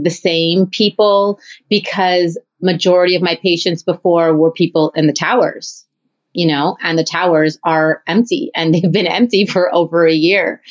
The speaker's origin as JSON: {"language": "English", "town": "Winnipeg", "region": "Manitoba", "country": "Canada", "tie": "born or raised there", "moved": "yes", "lives_now": "Toronto, Canada", "said": "I grew up in Winnipeg"}